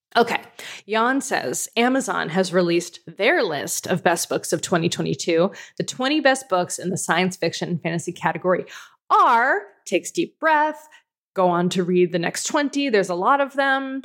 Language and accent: English; United States; now in Canada; as an American living in Canada